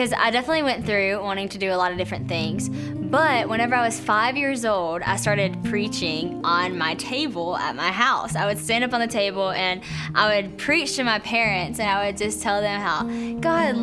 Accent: West Monroe, Louisiana, United States; I grew up in West Monroe, Louisiana

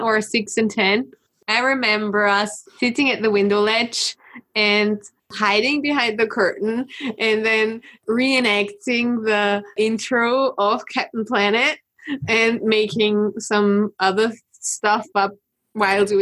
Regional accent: Austria; I'm from Austria

